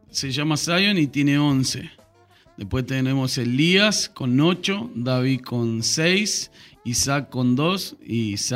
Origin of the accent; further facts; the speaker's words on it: Buenos Aires, Argentina; also born or lived in Unquillo / Brazil / Rosario; now in Córdoba, Argentina; Eh, nací en Unquillo, pero me crié en Buenos Aires.